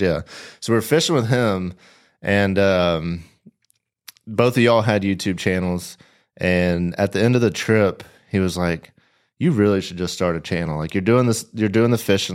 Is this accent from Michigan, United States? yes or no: no; Nashville, Tennessee, United States; moved away as an adult; I grew up in Nashville